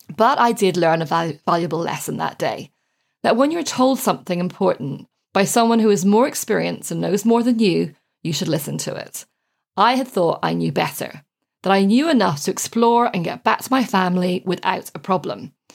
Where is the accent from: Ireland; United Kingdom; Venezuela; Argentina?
Ireland; when I was growing up in Ireland